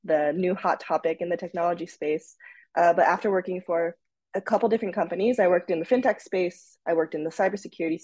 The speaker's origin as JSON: {"language": "English", "region": "Tokyo", "country": "Japan", "tie": "born or raised there", "also_born_or_lived": "United States / Minnesota", "moved": "yes", "said": "I was actually born and raised in Tokyo, Japan"}